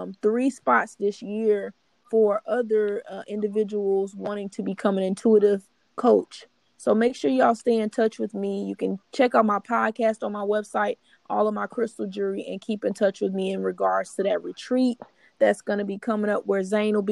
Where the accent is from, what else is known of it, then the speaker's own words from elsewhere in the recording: Louisiana, United States; I'm from Louisiana